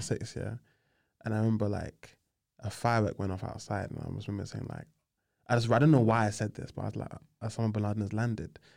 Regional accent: London, United Kingdom; I grew up on the Aylesbury Estate, Southeast

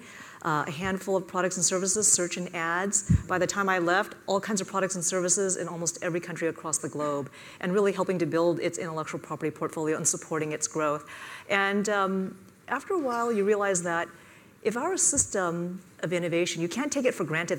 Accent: Silicon Valley, California, United States; moved away as an adult; also born or lived in Washington, D.C.; I was born and raised in the Silicon Valley

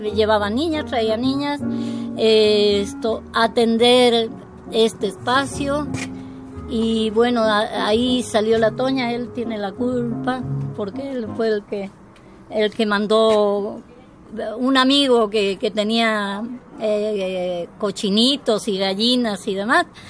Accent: Spain; also born or lived in Guadalajara, Mexico; now in Veracruz, Mexico; yo vengo de un territorio que es el, eh, eh, la madre patria, que, de madre no tiene nada, esto, en la cual la gente es muy regionalista

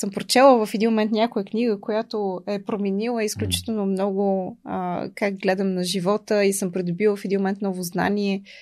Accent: Bulgaria; И научих, че има нещо много топло в, а, в това да сме българи.

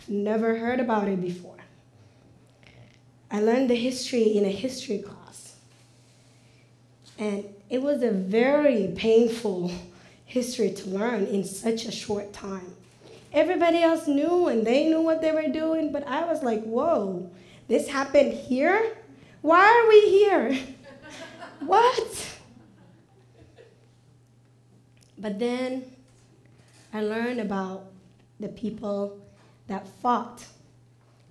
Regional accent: Mogadishu, Banaadir, Somalia; now in United States; Growing up in Mogadishu, in a large family

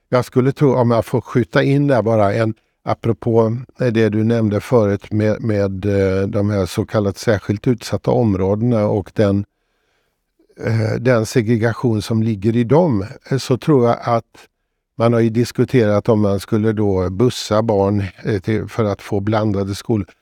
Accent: Borås, Västra Götaland, Sweden; Jag växte upp i Borås

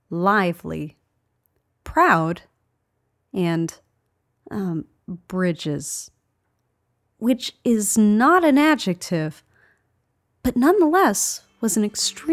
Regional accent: Pittsburgh, Pennsylvania, United States; I was born in Pittsburgh and raised in the suburbs outside of the city limits. I moved away to go to college, met lots of people from this and other countries, even lived abroad for a bit, and then finally made my way back home.

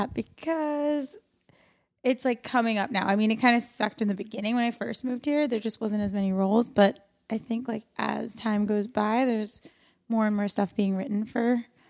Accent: New York, United States; now in West Coast, United States; New York.

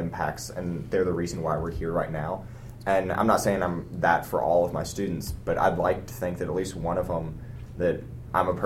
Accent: Lexington, United States; I was from Lexington, So I had a connection in high school

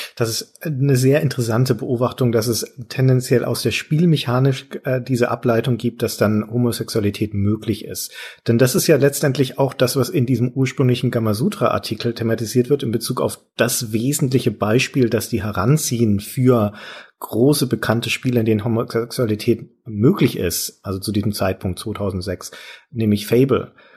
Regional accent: Franconia, Bavaria, Germany; bei uns in Franken

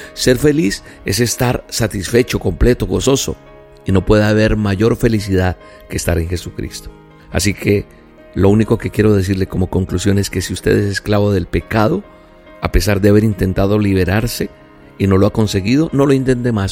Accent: Colombia; Soy colombiano

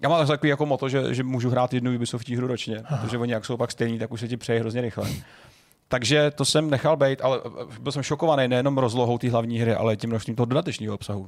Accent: Jiříkov, Ústí nad Labem Region, Czechia; Já jsem někdo, kdo vyrost na, na, ve Filipově, v malé vesnici u Jiříkova

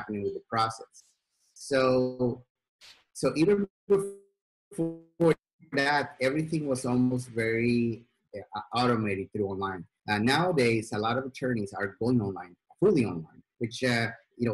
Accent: Sweden; moved away; I grew up in Sweden

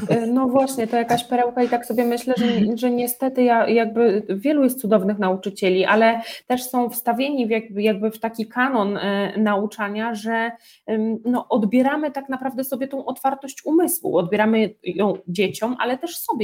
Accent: Podlaskie Voivodeship, Poland; ja jestem z małej miejscowości, ja pochodzę z Podlasia

